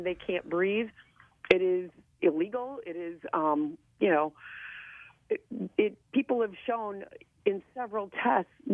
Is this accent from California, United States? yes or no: no; Holland, Michigan, United States; I'm in West Michigan. And my hometown